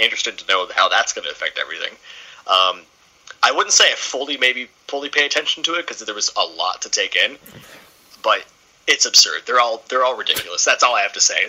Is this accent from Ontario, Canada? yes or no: yes; Port Hope, Ontario, Canada; I'm from Port Hope, which is about an hour east of the city.